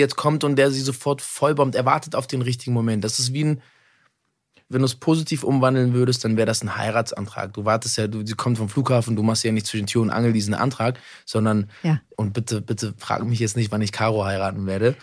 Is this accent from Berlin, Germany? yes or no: yes; Berlin, Germany; ich komme aus Berlin